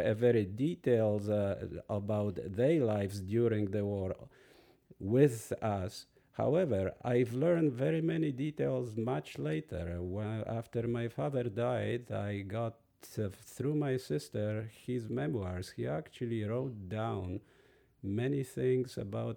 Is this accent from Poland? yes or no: yes; western Poland, Poland; moved away; I was born in western part of Poland